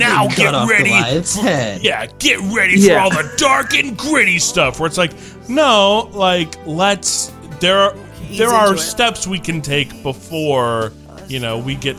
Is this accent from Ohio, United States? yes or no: yes; Toledo, Ohio, United States; And I'm an actor from Toledo.